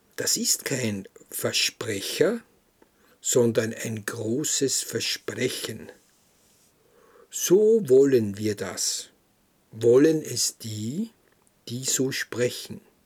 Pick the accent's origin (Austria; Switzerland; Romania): Austria; Krems, Lower Austria; In unserem Haus, wo ich groß geworden bin, in Krems, in der Schillerstraße